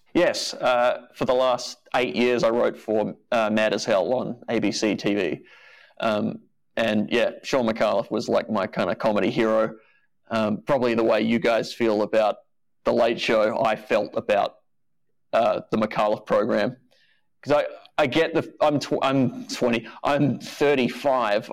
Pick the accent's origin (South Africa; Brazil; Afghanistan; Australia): Australia; being Australian